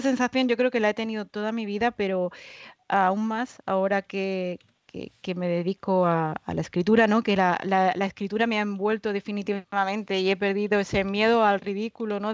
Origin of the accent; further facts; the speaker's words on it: Málaga, Andalusia, Spain; soy malagueña, andaluza